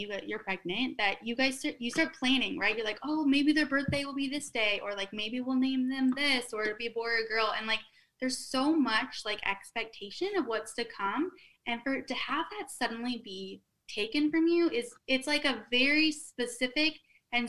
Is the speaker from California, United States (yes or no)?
no; Minnesota, United States; accent: Minnesota; moved away as an adult; also born or lived in Austin / New York / Memphis; now in Florida, United States; from the Midwest, I guess. And just, I kind of like love going back and wearing flannels and putting on my Minnesota accent